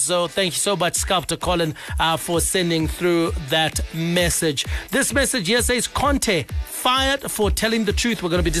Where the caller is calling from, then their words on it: New Marimba, Zimbabwe; Hi, ZFM sports team. … from New Marimba.